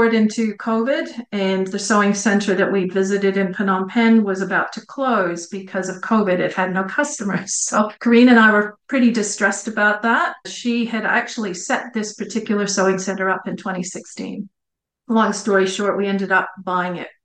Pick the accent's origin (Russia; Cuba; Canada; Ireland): Canada; Montreal, Quebec; accent: Canadian; moved away as an adult; also born or lived in New Zealand; now in Australia; the city of 3 million people, Montreal, where I grew up